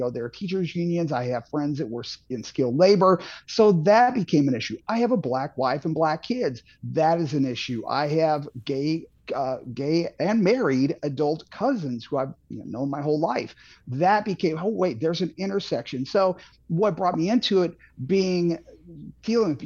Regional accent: St. Charles, Missouri, United States; also born or lived in Boston / Franklin County, Missouri; now in Eureka, United States; I grew up in St. Charles, Missouri

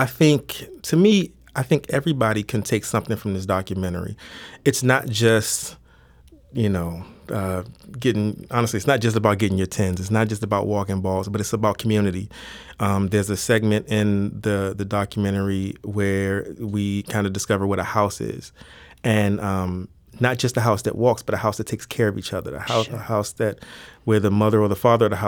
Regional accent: Washington, District of Columbia, United States; now in St. Louis, United States; I'm originally from Washington, D.C.

